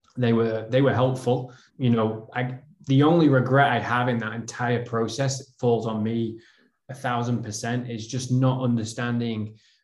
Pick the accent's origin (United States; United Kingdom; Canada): United Kingdom; the north of England; I mean, I'm from North England.